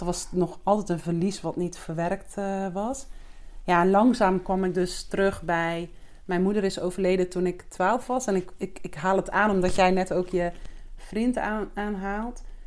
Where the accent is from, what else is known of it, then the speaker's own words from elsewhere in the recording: Zeeuws-Vlaanderen, Zeeland, Netherlands; now in Alkmaar, Netherlands; Ik woon met mijn vriend in Alkmaar. Maar ik ben geboren in Zeeuws-Vlaanderen